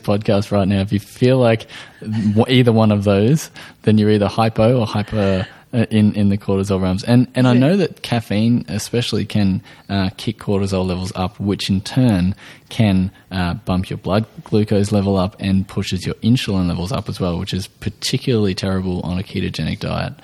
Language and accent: English; Australia